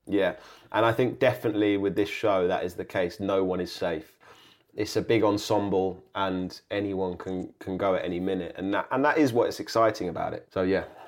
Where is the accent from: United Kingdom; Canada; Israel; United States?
United Kingdom; Kingston upon Thames, London; a kind of comedy drama set in my hometown, set in, set in Kingston